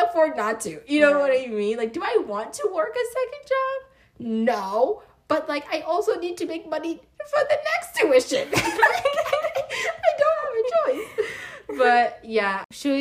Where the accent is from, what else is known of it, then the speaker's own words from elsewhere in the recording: Pennsylvania, United States; moved away; I'm originally from Pennsylvania, so I'm not from Florida